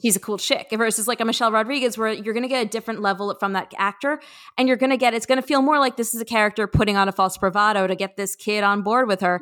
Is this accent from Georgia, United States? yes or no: no; Los Angeles, California, United States; growing up in Los Angeles